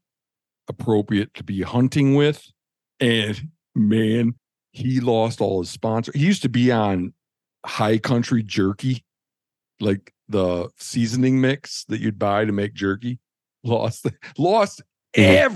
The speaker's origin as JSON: {"language": "English", "region": "Michigan", "country": "United States", "tie": "born or raised there", "said": "growing up in Michigan"}